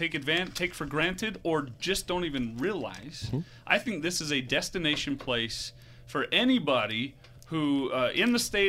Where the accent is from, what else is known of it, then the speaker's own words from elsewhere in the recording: Layton, Utah, United States; I grew up in Layton.